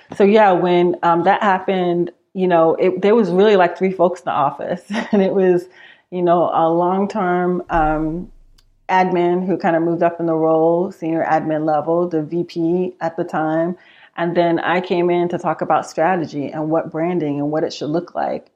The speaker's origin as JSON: {"language": "English", "town": "New York City", "region": "New York", "country": "United States", "tie": "born or raised there", "also_born_or_lived": "Manhattan", "moved": "as an adult", "lives_now": "Austin, United States", "said": "I am originally from New York. I'm from Queens, spent a lot of my time in, uh, the city of Manhattan"}